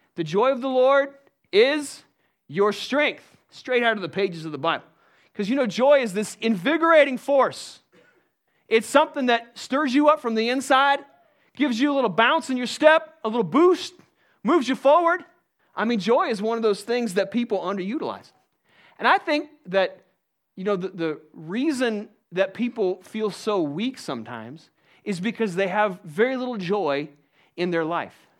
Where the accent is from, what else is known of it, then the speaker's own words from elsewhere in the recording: United States; I'm an American